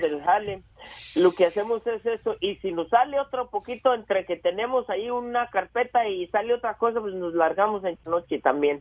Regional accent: La Purísima, Jalisco, Mexico; moved away as an adult; now in United States; yo soy de la Purísima Jalisco y, me vine hace como 27 años a, a, Estados Unidos

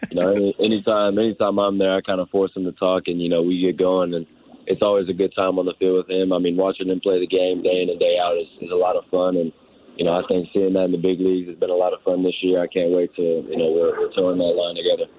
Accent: Houston, Texas, United States; I'm, I'm from Houston

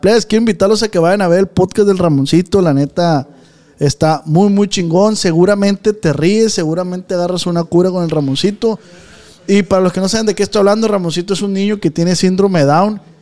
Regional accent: Culiacán, Sinaloa, Mexico; nosotros somos de Tierra Blanca

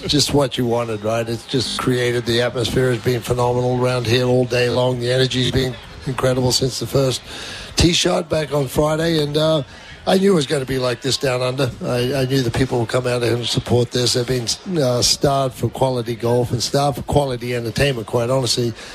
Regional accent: Queensland, Australia; I'm a Queenslander

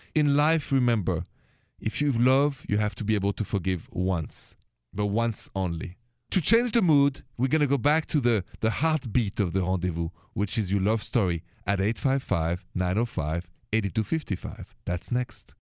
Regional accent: Paris, Île-de-France, France; accent: French; English is a second language; now in United States; If it's the first time you hear my accent, it's French, c'est français. Straight from Paris, the city of lovers

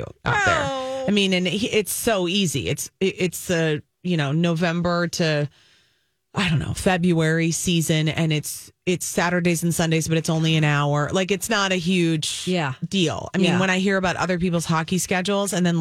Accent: Apple Valley, Minnesota, United States; also born or lived in Green Bay, Wisconsin / Madison, Wisconsin; I grew up in Apple Valley.

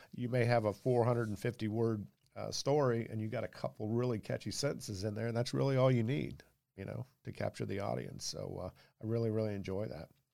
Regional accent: Jacksonville, Florida, United States; I'm a native Floridian, I was born in Jacksonville

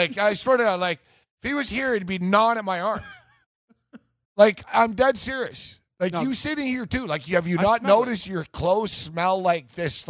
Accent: Canada; And I'm Canadian.

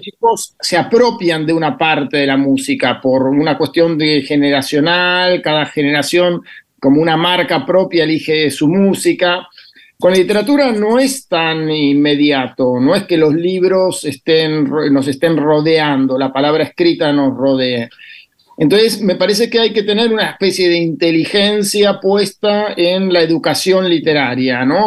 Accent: Bahía Blanca, Buenos Aires Province, Argentina; nací en Bahía Blanca

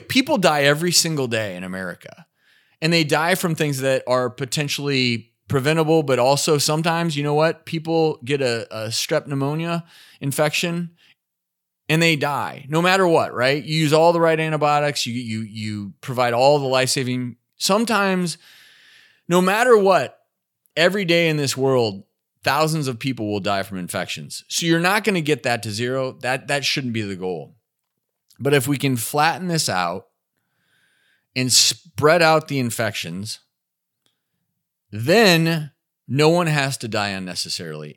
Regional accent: Nashville, Tennessee, United States; my hometown of Nashville

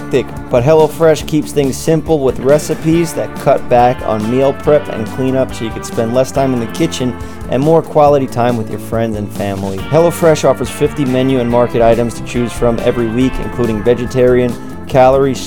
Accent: New York City, New York, United States; I was born in Staten Island first

